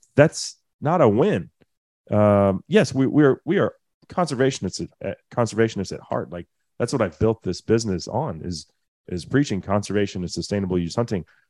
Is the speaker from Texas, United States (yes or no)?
yes; Texas, United States; as a Texan